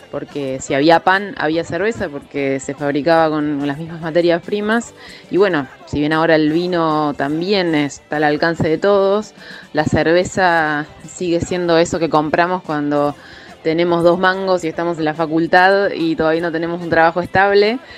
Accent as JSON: {"language": "Spanish", "region": "Córdoba", "country": "Argentina", "said": "Acá en Argentina, eh, especialmente en Córdoba, de donde vengo"}